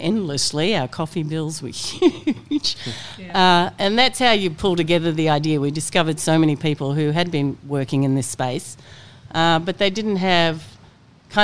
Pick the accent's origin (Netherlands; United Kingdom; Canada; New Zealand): New Zealand; now in Australia; I come from New Zealand. So I'd grown up on the water